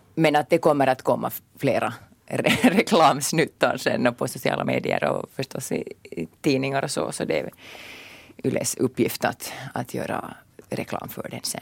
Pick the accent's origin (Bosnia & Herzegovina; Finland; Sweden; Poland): Finland; Porvoo, Uusimaa; now in Inkoo, Finland; jag är från Borgå ursprungligen